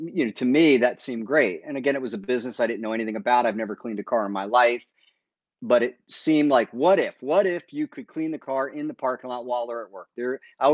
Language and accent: English; Maryland, United States; also born or lived in Bronx, New York / Pennsylvania; Most of my remembering was, you know, through high school and middle school in Maryland